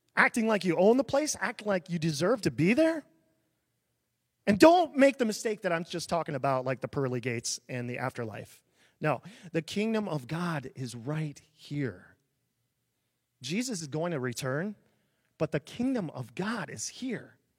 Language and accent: English; small town near Des Moines, Iowa, United States; I grew up in a really small town, a thousand people